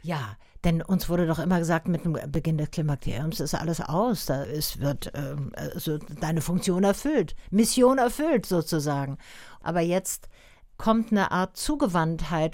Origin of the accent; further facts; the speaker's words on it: Tübingen, Baden-Württemberg, Germany; ich komme selber aus Tübingen